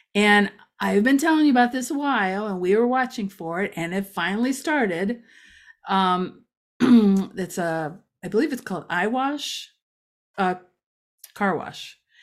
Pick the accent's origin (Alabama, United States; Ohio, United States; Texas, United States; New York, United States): Ohio, United States; Ashtabula County; now in Macedonia, United States; I grew up in Asheville County